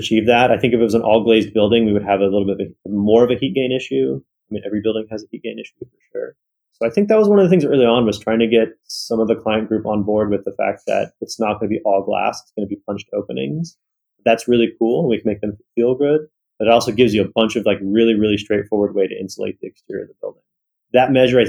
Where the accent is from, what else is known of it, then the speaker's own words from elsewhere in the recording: California, United States; I was born in California